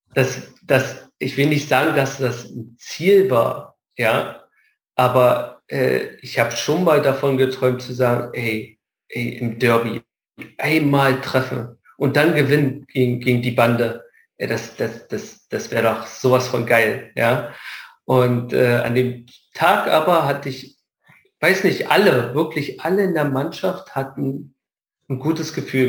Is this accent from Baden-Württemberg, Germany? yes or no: no; Luckenwalde, Brandenburg, Germany; born or raised there; moved away